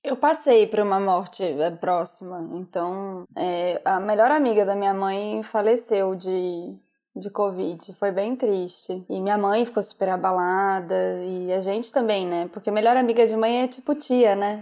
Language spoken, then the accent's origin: Portuguese; Brazil; moved away as an adult; Eu vivo a realidade do Brasil porque sou brasileira